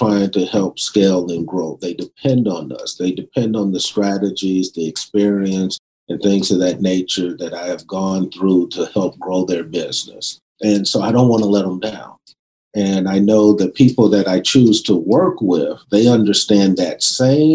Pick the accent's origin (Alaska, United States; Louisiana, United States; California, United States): California, United States; West Covina; also born or lived in South Central Los Angeles; when we moved from South Central, I wouldn't say we had a lot of money, because I primarily grew up in a predominantly white area in West Covina